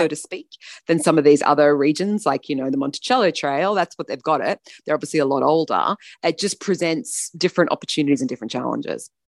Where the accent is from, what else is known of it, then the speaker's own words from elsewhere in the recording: Australia; as Australian